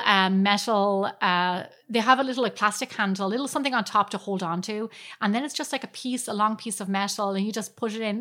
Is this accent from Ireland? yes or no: yes; Ireland; moved away; growing up in Ireland